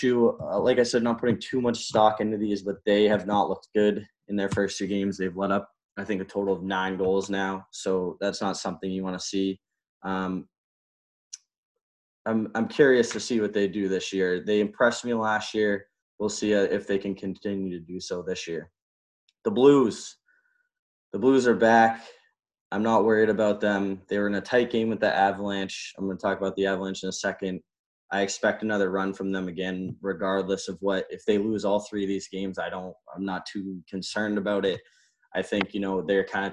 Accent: New England, United States; I grew up in the New England area

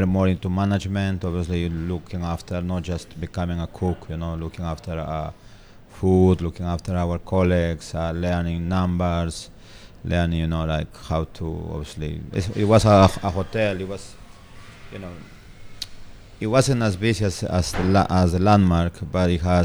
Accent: Amazon region of Peru, Peru; moved away as an adult; also born or lived in Lima, Peru; now in United Kingdom; I'm from the Amazon region of Peru.

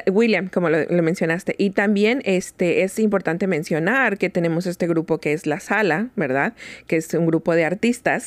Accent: Mexico; now in Seattle, United States; nosotros los ah, mexicanos

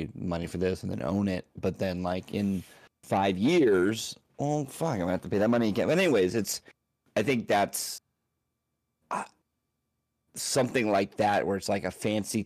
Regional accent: United States; I'm so American centric

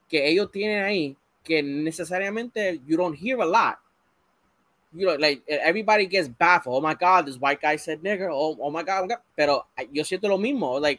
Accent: Puerto Rico; And for years, yo tenía ese problema con mi identidad de que yo soy boricua.

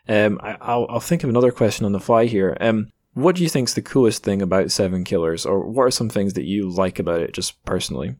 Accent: Scotland, United Kingdom; growing up in Scotland

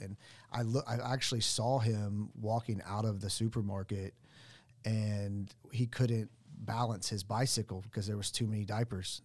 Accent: Sand Springs, Oklahoma, United States; I grew up in Sand Springs.

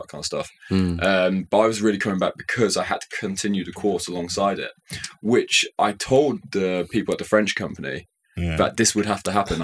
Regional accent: Shrewsbury, West Midlands, United Kingdom; moved away; also born or lived in Nottingham / Paris; I'm from Shrewsbury. It's a small town

